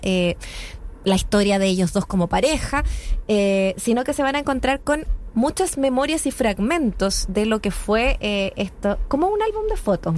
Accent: Chile; somos chilenos o chilenas, nuestras identidades

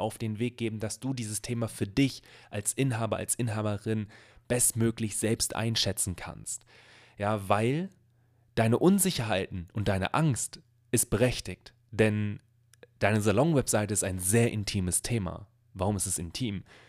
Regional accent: Bielefeld, North Rhine-Westphalia, Germany; ich komme hier aus Bielefeld, aus einer Stadt, die es angeblich nicht gibt.

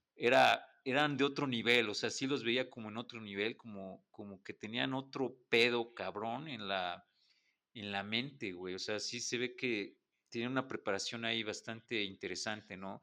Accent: Puebla, Mexico; como poblanos, creo que todos quisimos estudiar en la UDLA

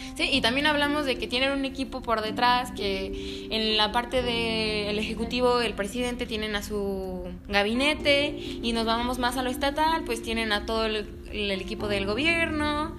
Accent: Mexico; lo que verdaderamente somos como mexicanos

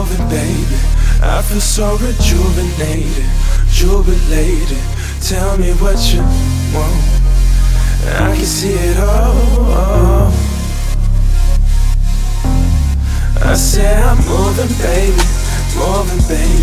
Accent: Dayton, Ohio, United States; also born or lived in Toledo; I was born in Dayton and I grew up mostly in Dayton, but I would like spend a lot of time in Toledo

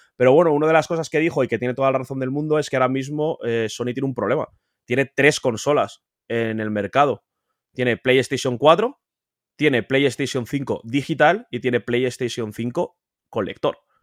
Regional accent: Spain

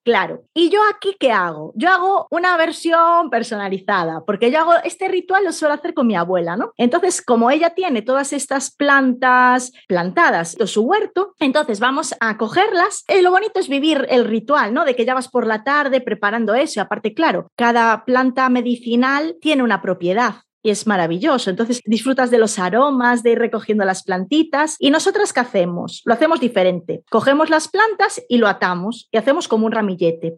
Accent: A Coruña, Galicia, Spain; Aquí en Coruña, de donde soy yo

